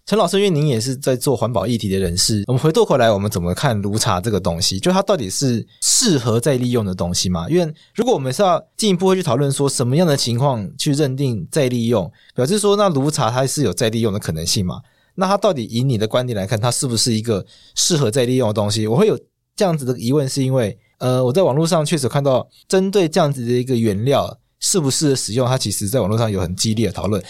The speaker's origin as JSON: {"language": "Chinese", "country": "Taiwan", "said": "我们台湾人民的土地"}